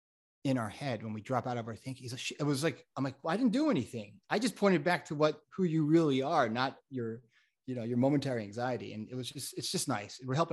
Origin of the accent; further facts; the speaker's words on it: Florida, United States; also born or lived in Connecticut; now in California, United States; I grew up in South Florida and Connecticut, but I'm here in California almost 20 years